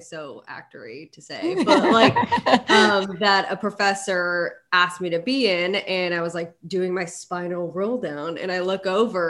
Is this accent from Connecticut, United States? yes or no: yes; Connecticut, United States; Yeah. I'm from Connecticut.